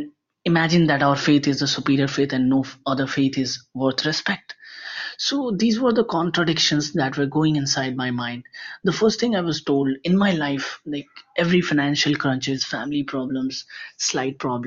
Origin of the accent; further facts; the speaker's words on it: Bihar, India; I am from India. I come from the most backward state of India, that is Bihar.